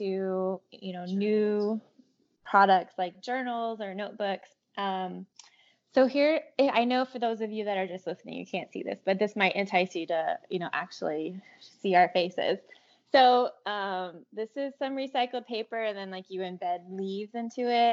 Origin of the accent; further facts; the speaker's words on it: California, United States; when I grew up in California